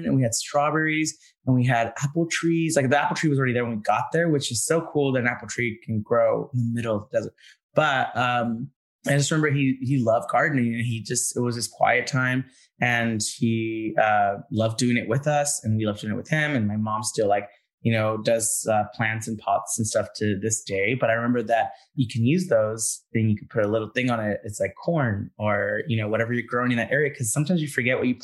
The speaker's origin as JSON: {"language": "English", "region": "Southern California", "country": "United States", "tie": "born or raised there", "said": "I grew up in SoCal"}